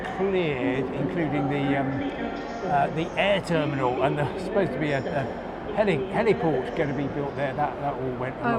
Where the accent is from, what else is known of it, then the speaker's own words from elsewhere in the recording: Crawley, South East England, United Kingdom; I come from Crawley.